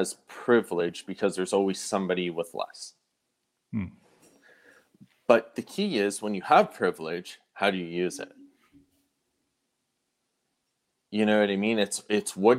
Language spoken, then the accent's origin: English; Sudbury, Ontario, Canada; I grew up in Sudbury